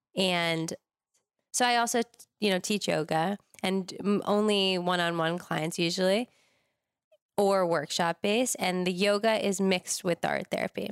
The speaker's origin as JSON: {"language": "English", "town": "Larchmont", "region": "New York", "country": "United States", "tie": "born or raised there", "also_born_or_lived": "Boulder, Colorado", "moved": "as an adult", "lives_now": "Los Angeles, United States", "said": "I grew up in New York in the suburbs in a place called Westchester"}